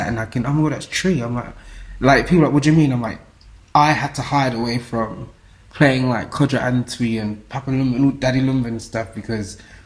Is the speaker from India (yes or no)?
no; England, United Kingdom; I grew up in England